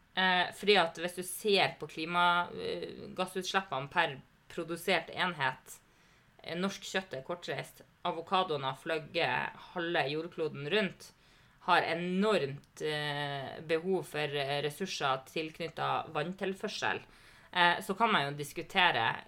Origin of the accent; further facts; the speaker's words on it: Lavangen, Troms, Norway; jeg ble jo engasjert i politikken i heimkommunen min, Lavangen